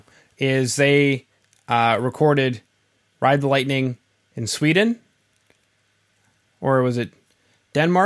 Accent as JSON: {"language": "English", "country": "Canada", "said": "being Canadian"}